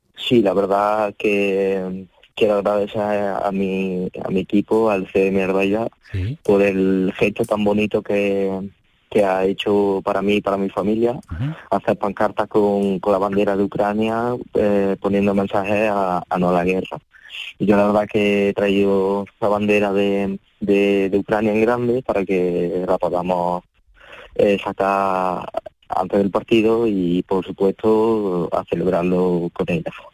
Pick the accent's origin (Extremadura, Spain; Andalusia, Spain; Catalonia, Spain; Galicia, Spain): Andalusia, Spain; Córdoba; born or raised there; accent: cordobés; also born or lived in Ukraine